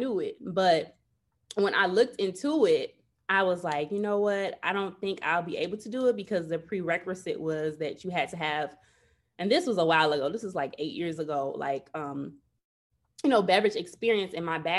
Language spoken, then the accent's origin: English; Chicago, Illinois, United States; So pretty much, okay, I'm from Chicago, born and raised.